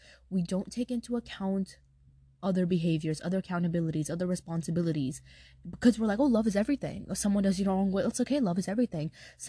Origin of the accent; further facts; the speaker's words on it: Brooklyn, New York, United States; now in Atlanta, United States; My family's from Pakistan and I was born and raised in Brooklyn, New York, and then now I live in Atlanta.